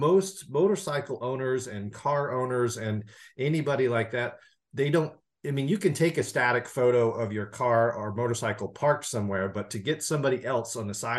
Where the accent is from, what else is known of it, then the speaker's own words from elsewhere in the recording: Nashville, Tennessee, United States; I used to live in the Southeast. I'm actually originally from Nashville, and I rode the Dragon for the first time in like 2005.